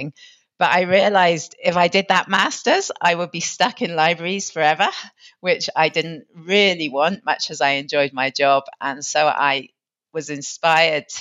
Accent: Plymouth, South West England, United Kingdom; also born or lived in Manchester; now in Nairobi, Kenya; I was born and brought up in Plymouth, which is a port town.

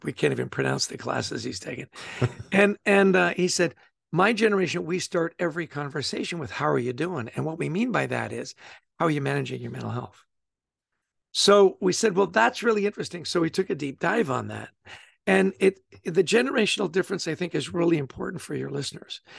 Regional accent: Vancouver, British Columbia, Canada; also born or lived in Edmonton; I grew up in Canada. I was born in Edmonton and grew up in Vancouver.

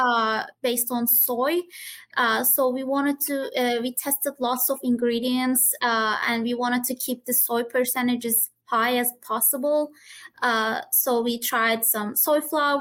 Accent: Turkey; now in West Lafayette, United States; I'm originally from Turkey

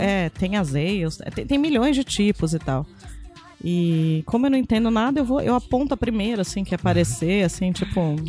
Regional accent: Brazil; a pessoa perguntou de onde eu era, e eu falei que eu era do Brasil

